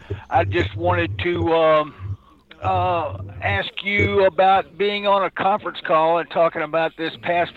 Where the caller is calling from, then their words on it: Texas, United States; The heart of Texas.